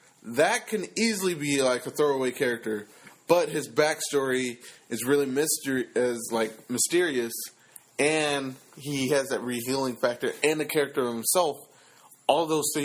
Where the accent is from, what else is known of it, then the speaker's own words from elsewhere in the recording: New York, United States; accent: New York; I'm from New York. New York got a dog. And that's my New York accent.